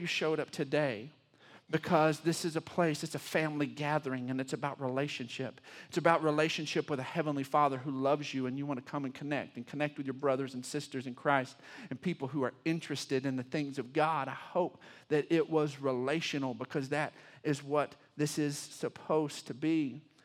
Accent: Texas, United States; I'm a Texan, and I'm, I love being a Texan

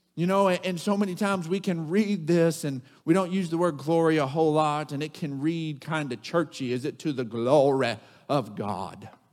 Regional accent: Odessa, Texas, United States; growing up in Odessa, Texas

